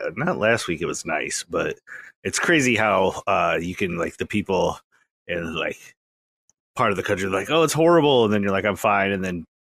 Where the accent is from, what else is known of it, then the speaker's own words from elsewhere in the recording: United States; I'm American